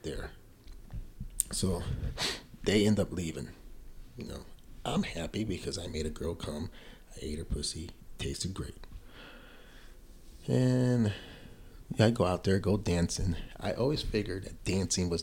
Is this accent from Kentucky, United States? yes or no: no; Buffalo, New York, United States; she knows I'm from Buffalo